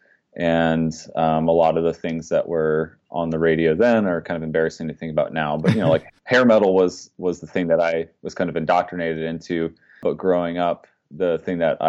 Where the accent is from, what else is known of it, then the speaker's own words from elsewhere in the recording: Dayton, Ohio, United States; I grew up just outside of Dayton, Ohio